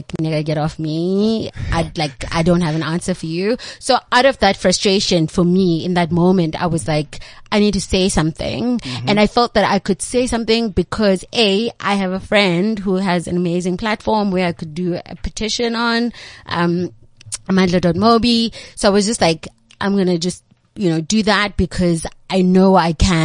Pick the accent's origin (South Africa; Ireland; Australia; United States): South Africa; Cape Town, Western Cape; I grew up in Nyanga. I'm from Nyanga.